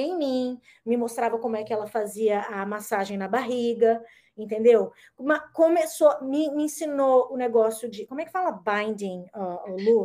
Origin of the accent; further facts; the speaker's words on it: Brasília, Federal District, Brazil; moved away as an adult; also born or lived in Malaysia; now in California, United States; lá no Brasil, quando sou de Brasília